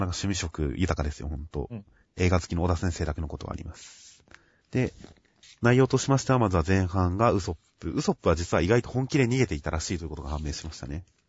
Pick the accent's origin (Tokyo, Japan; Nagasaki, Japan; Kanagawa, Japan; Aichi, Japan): Kanagawa, Japan; 僕は地元の神奈川